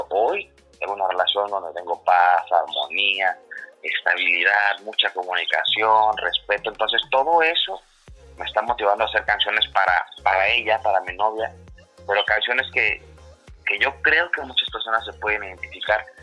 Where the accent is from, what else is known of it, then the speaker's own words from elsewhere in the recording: Acapulco, Guerrero, Mexico; pues norteño no soy, soy de Acapulco.